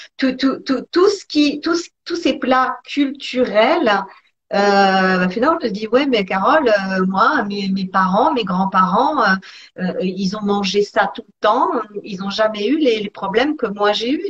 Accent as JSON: {"language": "French", "country": "Italy", "said": "je suis italienne"}